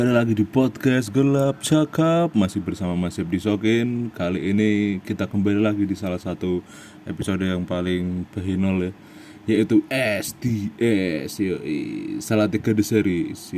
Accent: Salatiga, Central Java, Indonesia; now in Jakarta, Indonesia; kita bahas uh, kampung saya dulu

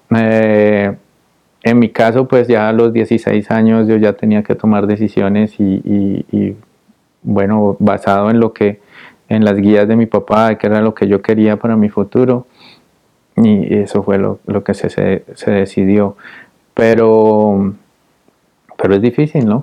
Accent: Popayán, Cauca, Colombia; moved away as an adult; also born or lived in Cali, Colombia; now in Austin, United States; yo soy de una ciudad pequeña al sur de Cali, soy de Popayán

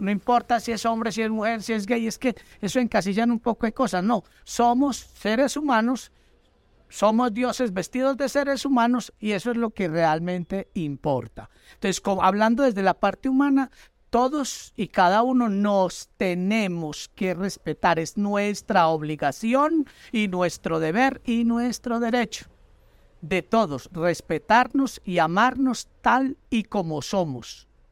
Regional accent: Colombia; Yo soy una ciudadana colombiana, un ciudadano colombiano

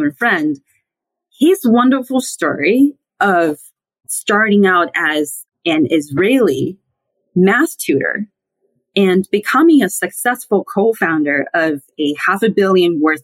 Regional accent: Sichuan, China; moved away as an adult; now in United States; I grew up in mainland China. I hail from Sichuan, which is also hometown to giant pandas, hot pot, and Deng Xiaoping. And I came to the U.S. for graduate school about 12 years ago, and I've lived here since then

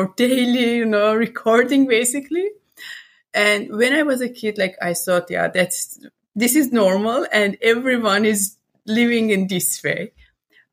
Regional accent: Iran; moved away as an adult; also born or lived in Cyprus; now in Netherlands; I was born in Iran and lived there till my 24.

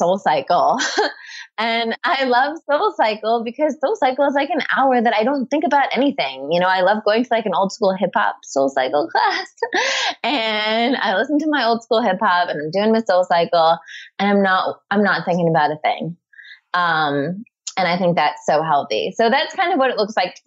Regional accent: around New York City, United States; moved away as an adult; now in Santa Monica, United States; growing up in, you know, around New York City

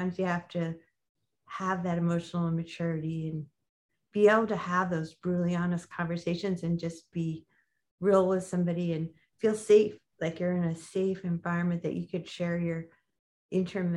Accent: New York, United States; now in Los Angeles, United States; I'm from New York

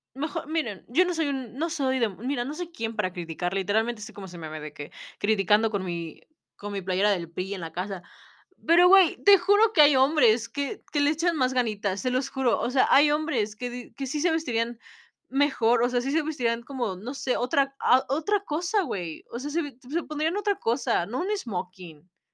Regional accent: Mexico; en nuestra sociedad como mexicanos

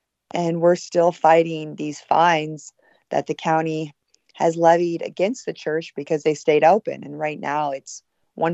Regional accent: Montana, United States; moved away as an adult; now in California, United States; I'm actually from a small cattle ranching community in Montana. And then I went to Pepperdine Law School for my law degree. So I grew up in Montana, which is a lot more sane than California.

